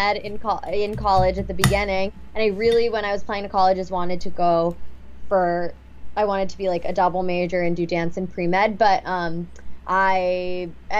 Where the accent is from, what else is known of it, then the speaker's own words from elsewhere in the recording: Pittsburgh, Pennsylvania, United States; moved away; also born or lived in Ross Township, Pennsylvania / Murrysville, Pennsylvania; I grew up in Pittsburgh in Murraysville, Pennsylvania.